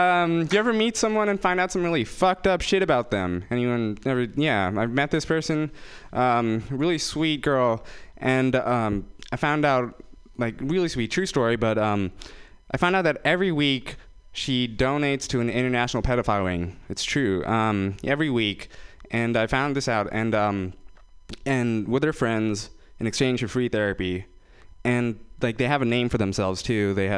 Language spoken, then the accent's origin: English; Fremont, California, United States; I'm from Fremont, guys. That's where they keep all the Indian people in the Bay Area. I'm from Fremont.